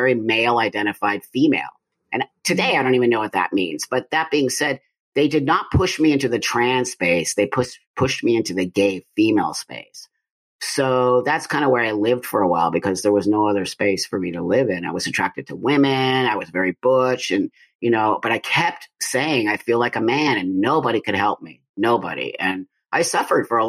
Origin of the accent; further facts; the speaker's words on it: Los Angeles, California, United States; I was born in 1962 in Los Angeles, California, in the San Fernando Valley. I grew up there